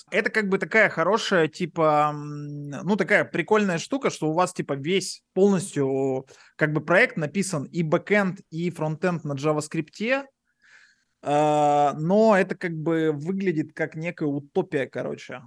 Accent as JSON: {"language": "Russian", "town": "Yekaterinburg", "region": "Sverdlovsk Oblast", "country": "Russia", "moved": "as an adult", "lives_now": "Paphos, Cyprus"}